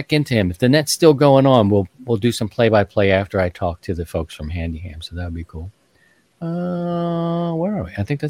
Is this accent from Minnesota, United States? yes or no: no; Baltimore, Maryland, United States; I'm from Baltimore. I'm a Ravens fan